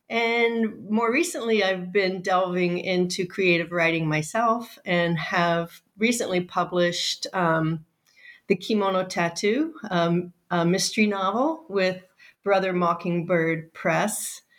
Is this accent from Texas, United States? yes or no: no; Wake Forest, North Carolina, United States; also born or lived in Japan; I was born in Japan. But within months of my birth, or actually weeks of my birth, was my parents relocated to North Carolina, actually not too far from where y'all are. I grew up in Wake Forest, the little town of Wake Forest